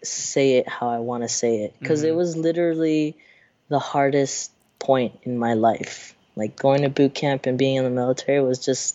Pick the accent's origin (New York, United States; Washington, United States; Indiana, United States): Washington, United States; Seattle; moved away as an adult; also born or lived in San Francisco / Marin; now in Oakland, United States; I was raised in I was born in San Francisco. I was raised in Seattle my whole life